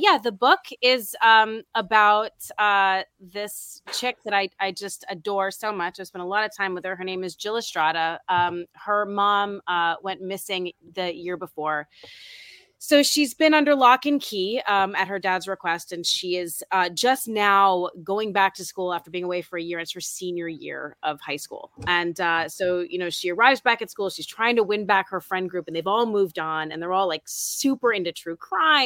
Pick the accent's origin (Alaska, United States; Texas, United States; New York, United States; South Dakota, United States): New York, United States; New York City; also born or lived in Oneonta, New York; I'm from New York City